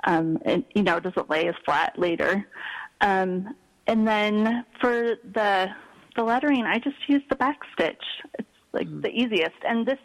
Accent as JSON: {"language": "English", "region": "Pacific Northwest", "country": "United States", "tie": "born or raised there", "said": "it reminded me a lot of growing up in the Pacific Northwest, so that's where it came from."}